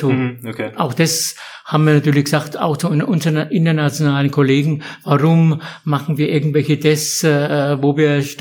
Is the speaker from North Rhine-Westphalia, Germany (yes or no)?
no; Herzogenaurach, Bavaria, Germany; bekennender Franke bin, bekennender Herzog Auracher bin